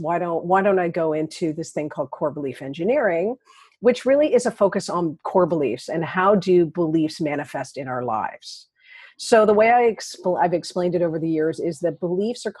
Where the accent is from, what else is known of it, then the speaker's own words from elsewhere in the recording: Toronto, Ontario, Canada; I'm from Toronto